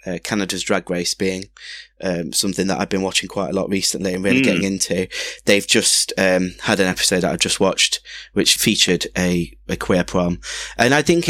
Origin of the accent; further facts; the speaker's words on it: Nottingham, East Midlands, United Kingdom; I'm from Nottingham